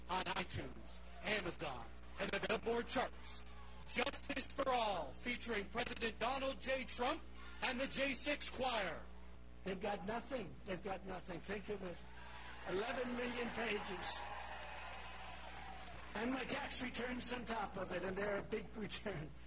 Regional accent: South Africa; now in United States; I am a South African MAGA preacher.

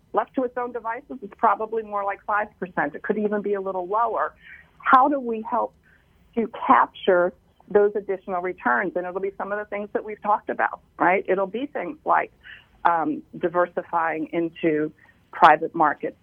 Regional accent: Washington, District of Columbia, United States; moved away as an adult; now in New York, United States; I'm from Washington D.C.

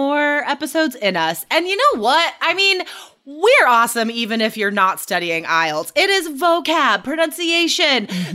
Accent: Nevada, United States; I am from Nevada

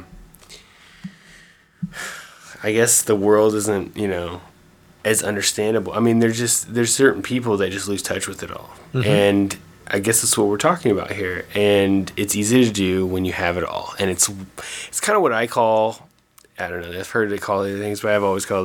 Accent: Kansas, United States; I'm from Kansas

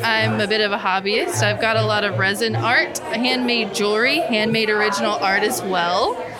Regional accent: West, Texas, United States; now in Waco, United States; I was born and raised in West Texas, but now currently live in Waco and have for the last 8 years.

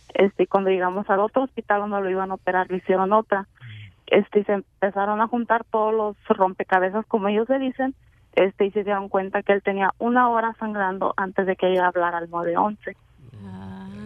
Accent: Mexico; nosotros como mexicanos

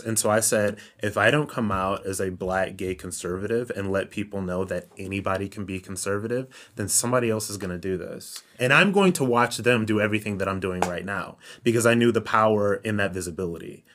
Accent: Ohio, United States; I'm from Ohio

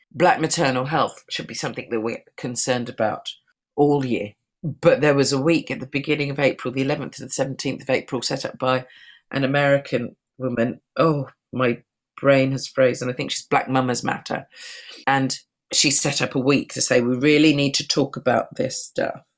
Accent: London, United Kingdom; I'm a Londoner. I live within London, within the UK

